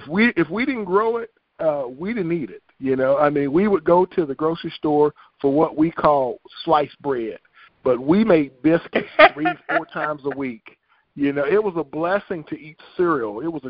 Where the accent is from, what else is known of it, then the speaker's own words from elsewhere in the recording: the South, United States; So we want everybody, you know, I'm from the South